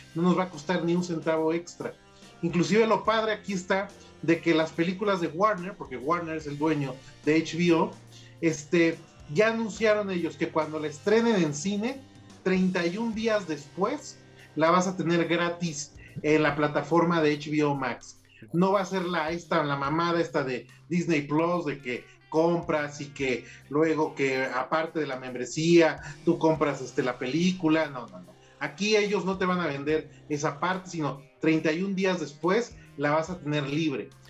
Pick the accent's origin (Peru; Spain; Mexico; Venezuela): Mexico; Yo soy white mexicana